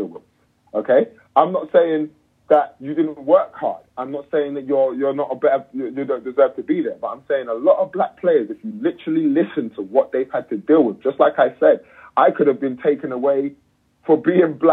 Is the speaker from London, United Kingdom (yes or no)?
yes; London, United Kingdom; I'm from London. I grew up partly in East London and partly in North London, Northwest London, to be exact.